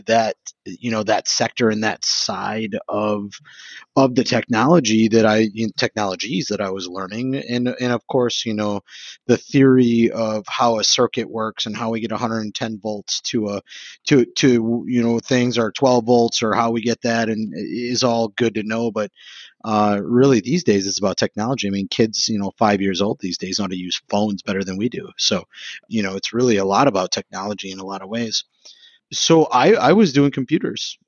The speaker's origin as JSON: {"language": "English", "town": "Sheboygan", "region": "Wisconsin", "country": "United States", "also_born_or_lived": "Madison, Wisconsin", "said": "I'm from Sheboygan"}